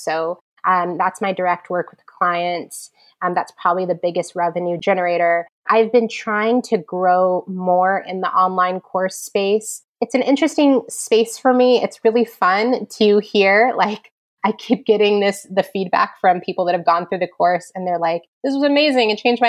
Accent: New York, United States; My position has been in, you know, as a New Yorker, I've been working with entrepreneurs.

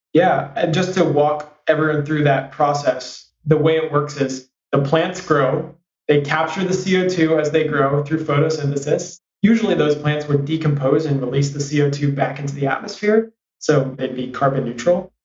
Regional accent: San Francisco, California, United States; I grew up in San Francisco

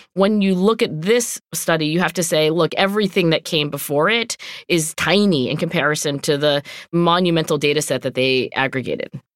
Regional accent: Philadelphia, Pennsylvania, United States; I'm from Philadelphia

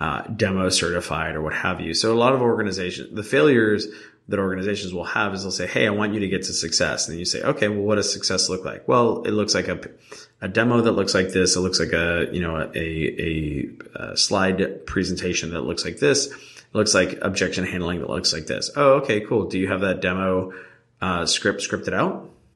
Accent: New Jersey, United States; I'm actually from Jersey, too.

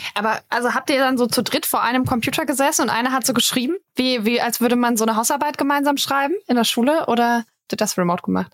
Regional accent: Karlsruhe area, Baden-Württemberg, Germany; Ich komme da aus der Gegend.

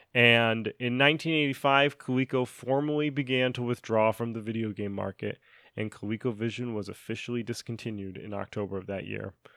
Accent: Connecticut, United States; accent: Connecticut; moved away; Zach and I used to both live in Connecticut

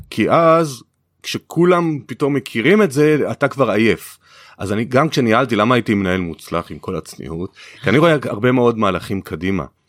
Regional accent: Kiryat Bialik, Haifa District, Israel; אני גדלתי בקריות כי הביאליק

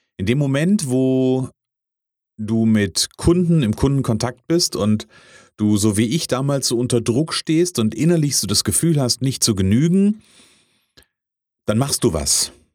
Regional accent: Kassel, Hesse, Germany; ich bin ja aus der Kasseler Region

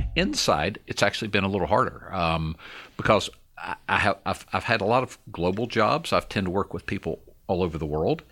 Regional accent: Georgia, United States; also born or lived in Alabama; I was born in Alabama. Didn't live there long. I was raised in Georgia

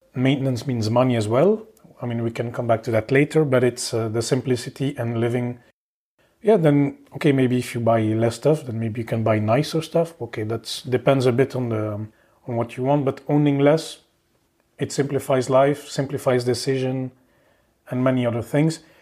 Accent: Belgium; moved away as an adult; also born or lived in Oslo, Norway / Paris, France; now in Luxembourg; I'm from Belgium, so yeah, I've moved a bit around.

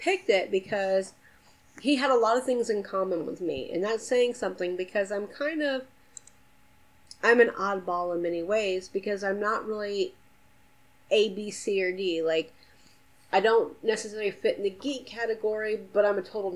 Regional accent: Atlanta, Georgia, United States; I'm from Atlanta

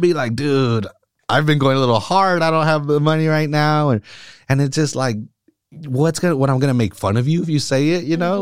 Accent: Salinas, California, United States; I'm born and raised in Salinas as well.

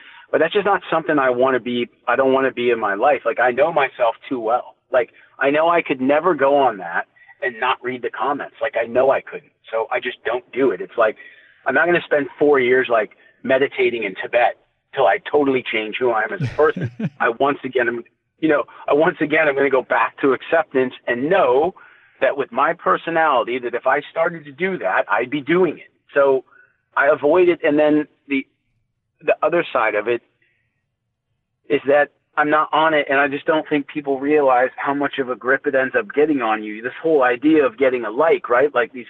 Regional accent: Canada; because he's an Indian guy and I'm obviously a Canadian guy.

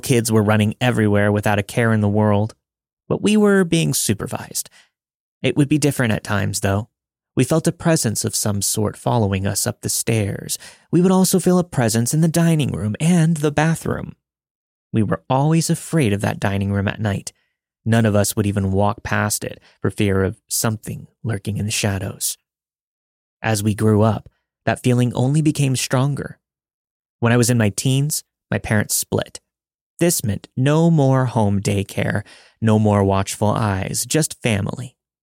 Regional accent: Kansas, United States; I'm from Kansas, so there's a lot of skepticism from my friends about this story. My family and I lived decently close to Atchison.

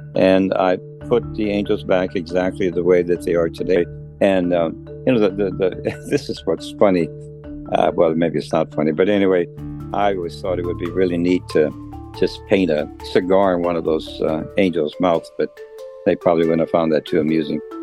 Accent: Dubina, Texas, United States; moved away as an adult; I was born in Dubina, Texas. I'm a fifth generation Texan

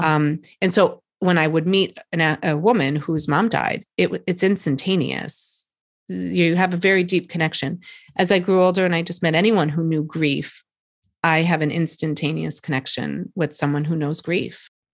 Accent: Boston, Massachusetts, United States; here just in Boston, around my hometown

